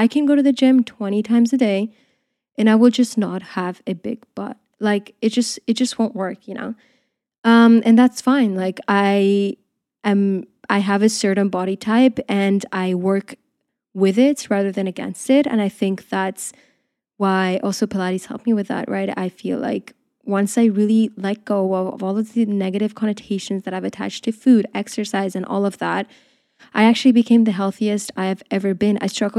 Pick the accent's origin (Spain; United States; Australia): Spain; also born or lived in Portugal; now in United Kingdom; I grew up in Spain and in Portugal. So I just feel like there, the culture is very different. I feel like here, when I came to the UK, I realized that things are a bit different